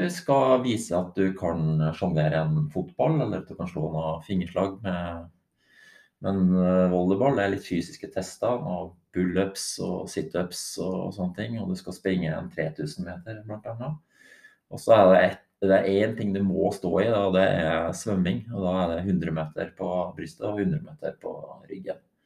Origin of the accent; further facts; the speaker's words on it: Grong, Trøndelag, Norway; jeg er jo fra Grong, en liten plass i Trøndelag